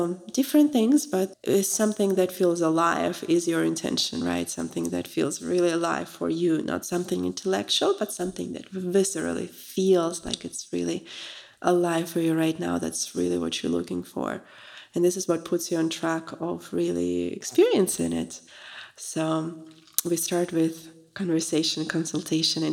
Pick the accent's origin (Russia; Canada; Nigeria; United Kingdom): Russia; moved away; I'm from Russia originally, so it's a very big tradition to offer tea to a guest.